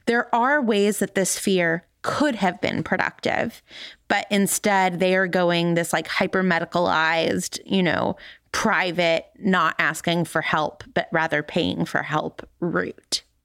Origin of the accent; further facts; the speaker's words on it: California, United States; moved away; I grew up in California